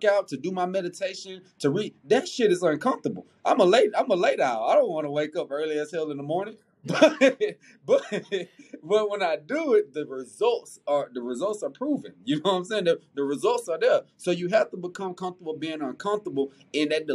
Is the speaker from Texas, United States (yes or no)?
yes; Houston, Texas, United States; also born or lived in Missouri City, Texas; I'm a South Side baby. I'm from Mo City in South Park. My daddy lives in South Park. My mom was in Mo City.